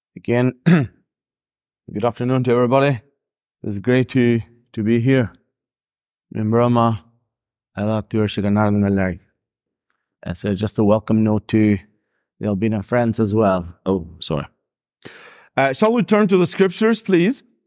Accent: Albania; accent: a bit of Northern Irish accent; English is a second language; moved away; also born or lived in Northern Ireland; I was born and raised there

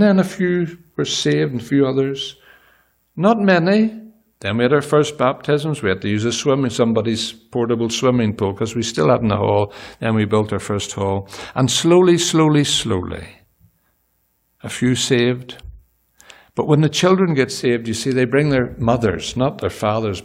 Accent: Northern Ireland, United Kingdom; moved away as an adult; now in Gaborone, Botswana; we're Irish

